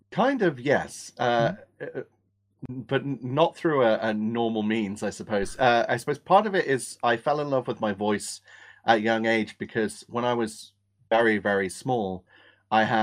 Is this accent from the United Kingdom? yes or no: yes; England, United Kingdom; accent: Australian; also born or lived in Australia; I was born in England